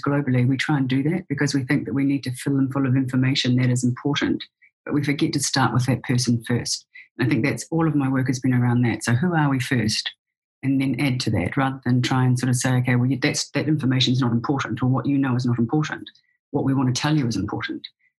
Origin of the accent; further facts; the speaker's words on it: New Zealand; moved away as an adult; now in Seattle, United States; I was raised and born in New Zealand and lived there for the first 45 years of my life